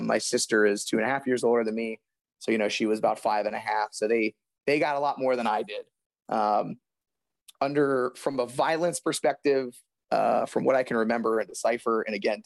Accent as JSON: {"language": "English", "town": "Youngstown", "region": "Ohio", "country": "United States", "tie": "born or raised there", "said": "I grew up outside of Youngstown"}